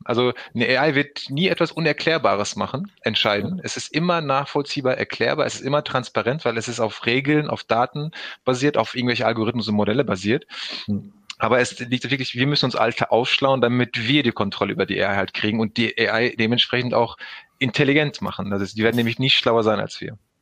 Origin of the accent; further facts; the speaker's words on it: Recklinghausen, North Rhine-Westphalia, Germany; aus dem schönen Recklinghausen hier geboren, aufgewachsen mitten im Ruhrgebiet